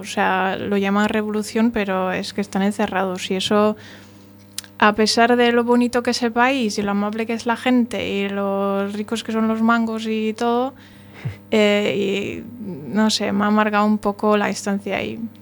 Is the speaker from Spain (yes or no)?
no; Germany; yo siendo alemana y apareciendo alemana